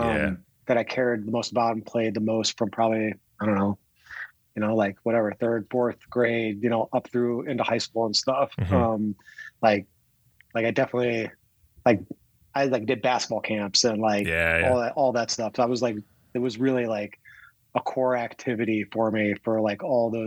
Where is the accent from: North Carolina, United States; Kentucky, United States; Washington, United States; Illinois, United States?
Illinois, United States; Chicago; now in Oregon, United States; I consider myself a Chicago guy for sure.